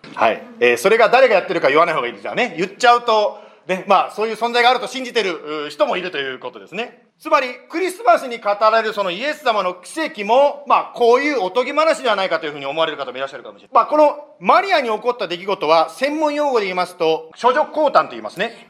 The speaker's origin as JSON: {"language": "Japanese", "country": "Japan", "tie": "born or raised there", "said": "もちろん日本で生まれて、日本で育った"}